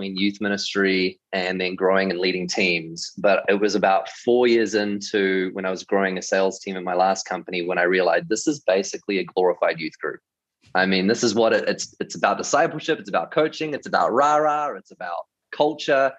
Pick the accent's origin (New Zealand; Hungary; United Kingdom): New Zealand; moved away; grew up in New Zealand, and I was in youth leadership for about 8 years.